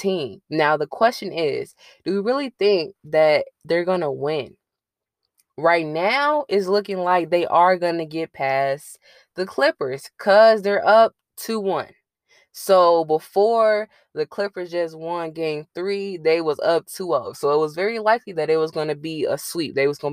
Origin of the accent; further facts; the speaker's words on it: Chicago, Illinois, United States; as a Chicagoan